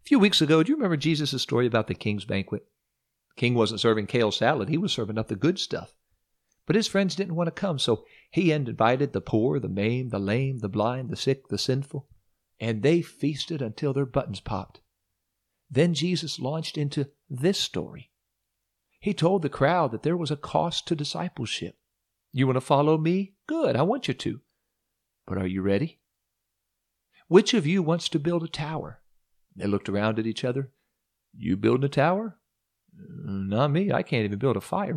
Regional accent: Ohio, United States; moved away as an adult; also born or lived in Orlando, Florida; we moved from Orlando to my hometown in Ohio

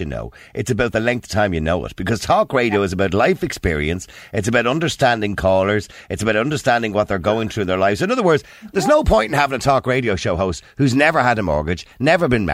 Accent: Dublin, Leinster, Ireland; when I was a kid living in Edenmore

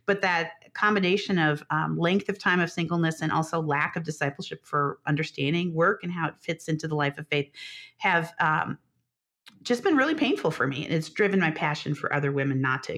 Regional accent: Chicago, Illinois, United States; also born or lived in Denver, Colorado; Yeah, I split my time between the Midwest, the Chicago area, and Denver, Colorado.

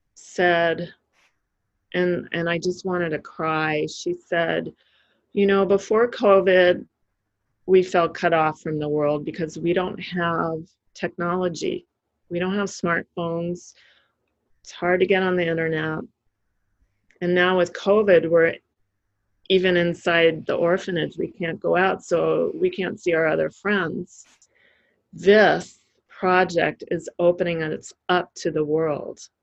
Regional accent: United States; as an American

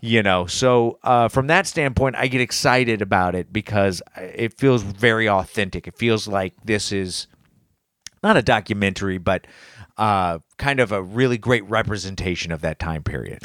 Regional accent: Indianapolis, Indiana, United States; I'm from Indy

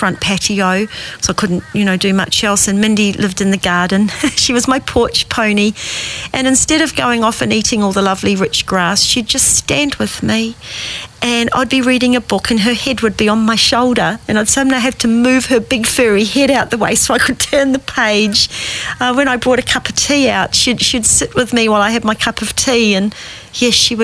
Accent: South Island, New Zealand; growing up in New Zealand, in the South Island, English family. I was the only one born in New Zealand

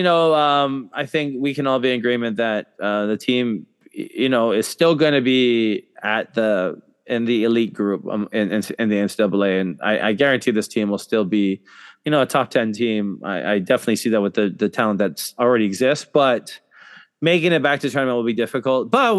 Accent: Hawaii, United States; my growing up in Hawaii

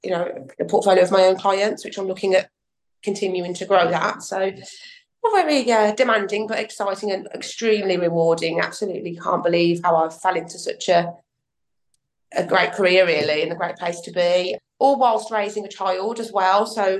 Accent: Birmingham, West Midlands, United Kingdom; I was born and raised in Birmingham

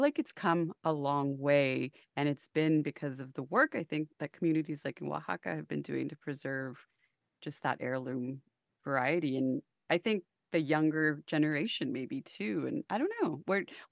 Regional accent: Texas, United States; I grew up here in Texas on the border

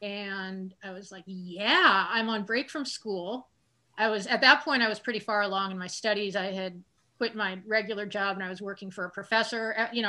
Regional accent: Kansas City, Missouri, United States; also born or lived in New Orleans; now in Brooklyn, New York, United States; I'm from Kansas City, Missouri.

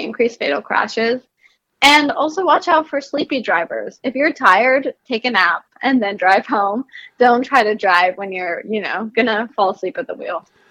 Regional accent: New Jersey, United States; I'm from New Jersey

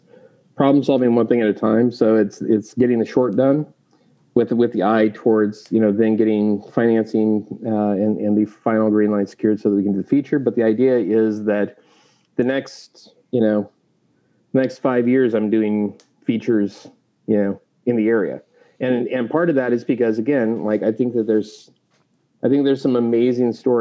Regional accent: Clarkston, Washington, United States; also born or lived in Portland, Oregon / Lewiston, Idaho; now in California, United States; I grew up in the Valley, so I'm well aware of, the Northern Idaho, Eastern Washington mindset

